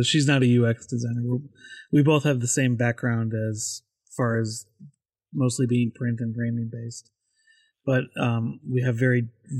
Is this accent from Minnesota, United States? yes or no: yes; Minnesota, United States; moved away; I grew up in Minnesota